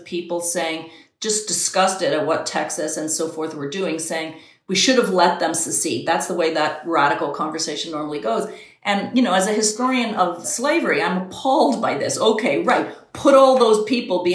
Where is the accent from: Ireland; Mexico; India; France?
Ireland; now in United States; I'm Irish